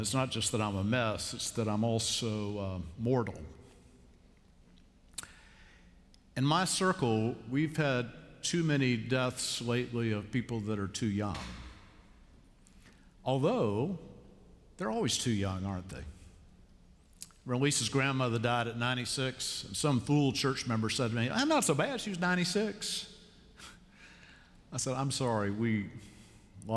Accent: Columbia, South Carolina, United States; also born or lived in Savannah, Georgia; now in Charlotte, United States; I grew up in Savannah, Georgia, and then I grew up in Columbia, South Carolina in the 50s.

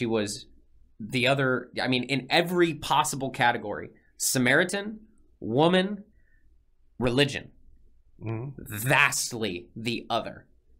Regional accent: Texas, United States; as a Texan

